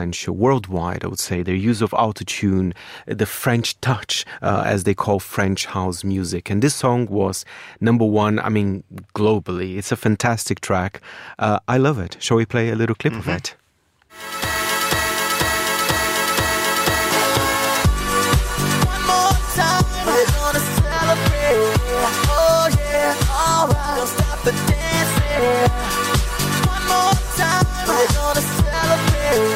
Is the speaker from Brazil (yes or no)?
yes; Brazil; moved away; I grew up in Brazil in the early, well, in the 90s, the mid-90s